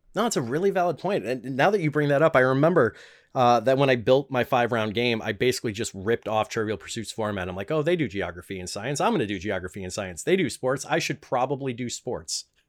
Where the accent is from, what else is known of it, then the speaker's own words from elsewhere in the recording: Chicago, Illinois, United States; the front room, as we call it in Chicagoland